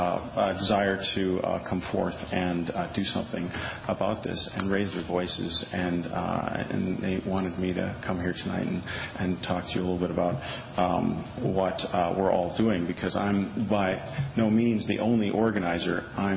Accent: Milwaukee, Wisconsin, United States; now in Madison, United States; I'm a Wisconsinite. I was born here outside of Milwaukee, and I've lived in Wisconsin pretty much my whole life. But I'm new to Madison.

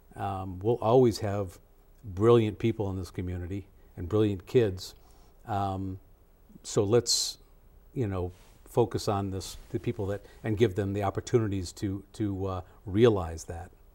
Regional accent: Madison, Wisconsin, United States; moved away; also born or lived in Connecticut; I decided to move back to my hometown here in Madison, um, from Connecticut.

